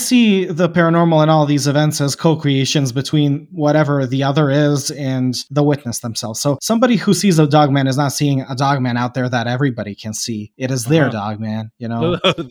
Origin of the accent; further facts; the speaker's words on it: Bosnia & Herzegovina; I don't know if I told you, I'm from Bosnia.